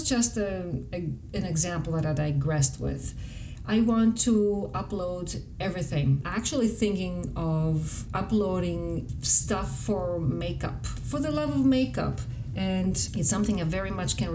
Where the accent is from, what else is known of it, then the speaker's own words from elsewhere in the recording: Greece; English is a second language; moved away; as I was growing up in Greece